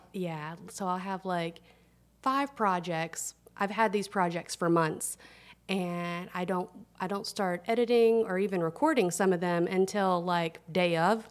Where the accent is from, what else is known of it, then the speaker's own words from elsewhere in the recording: Tennessee, United States; now in Atlanta, United States; I'm from Tennessee. I was a little girl. I grew up, I just love to eat